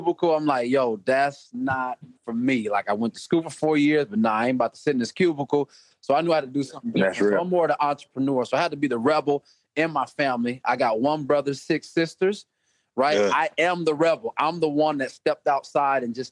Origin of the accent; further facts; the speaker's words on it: Des Moines, Iowa, United States; I'm from Des Moines, Iowa